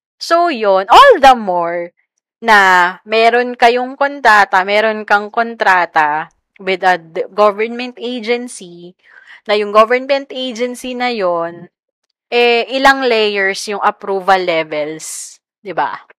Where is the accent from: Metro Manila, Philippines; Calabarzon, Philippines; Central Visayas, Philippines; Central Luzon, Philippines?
Metro Manila, Philippines; Quezon City; educated in Manila ako, pero taga QC ako